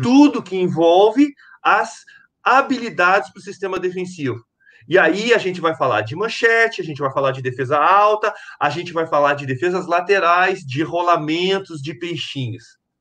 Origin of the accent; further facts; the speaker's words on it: Porto Alegre, Rio Grande do Sul, Brazil; moved away; sou natural de Porto Alegre, no Rio Grande do Sul